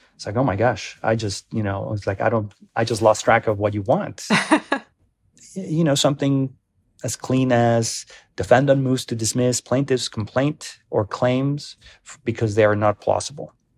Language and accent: English; Mexico; also born or lived in Denver; now in Colorado, United States; I'm an immigrant, I'm from Mexico, I'm a naturalized citizen